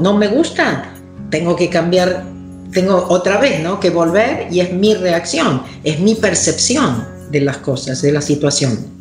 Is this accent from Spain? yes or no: no; Argentina; vengo de Argentina